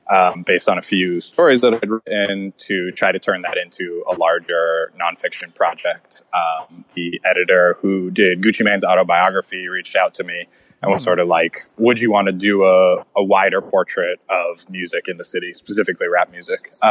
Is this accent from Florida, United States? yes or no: yes; Orlando, Florida, United States; moved away as an adult; I grew up in Florida, so I grew up in the in the South, but like so far south that it's not even really the South anymore. Uh, you know, like Orlando, Florida, not exactly a bastion of any kind of culture, even Southern culture.